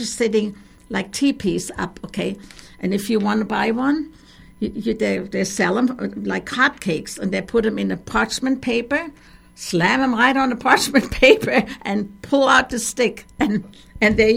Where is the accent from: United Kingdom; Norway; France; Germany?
Germany; Frankfurt, Hesse; now in Youngstown, United States; we are from Frankfurt